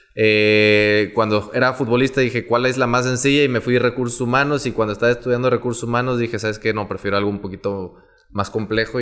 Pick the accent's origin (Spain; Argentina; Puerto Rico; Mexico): Mexico; Veracruz; moved away as an adult; now in Monterrey, Mexico; soy originario de Veracruz. Eh, yo llegué a Monterrey aproximadamente en el 2008